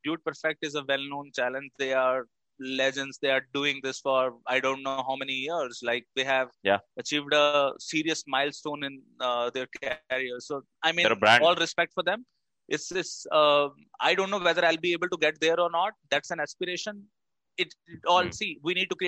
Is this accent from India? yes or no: yes; Delhi, India; now in Bangalore, India; I am from Delhi.